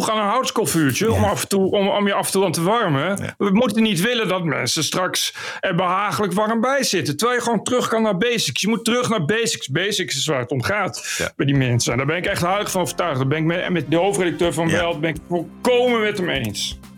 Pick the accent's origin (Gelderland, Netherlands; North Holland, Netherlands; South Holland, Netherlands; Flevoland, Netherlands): Gelderland, Netherlands; Ik kom van de Veluwe.